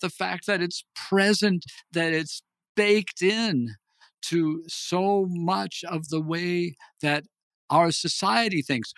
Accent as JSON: {"language": "English", "region": "Wisconsin", "country": "United States", "tie": "born or raised there", "moved": "as an adult", "lives_now": "El Paso, United States", "said": "I grew up in Wisconsin"}